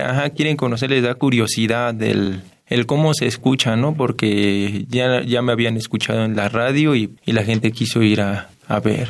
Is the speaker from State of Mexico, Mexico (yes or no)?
yes; State of Mexico, Mexico; yo nací aquí en el Estado de México